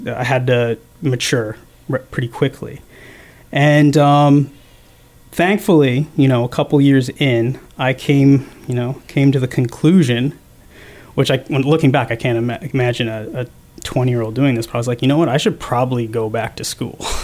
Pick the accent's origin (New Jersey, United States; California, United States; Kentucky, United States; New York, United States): New Jersey, United States; Rumson; I grew up in a small town on the northern Jersey Shore, or Rumson, in uh, Monmouth County